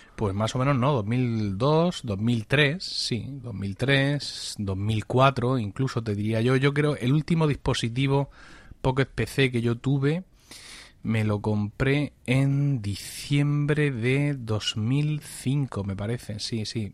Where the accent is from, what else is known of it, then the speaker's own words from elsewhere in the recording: Blanca, Region of Murcia, Spain; en mi pueblo, en, en Blanca, un pequeño pueblo de, de la región de Murcia